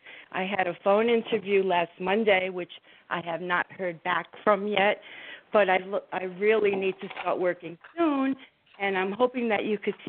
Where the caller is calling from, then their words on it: New Jersey, United States; from Jersey.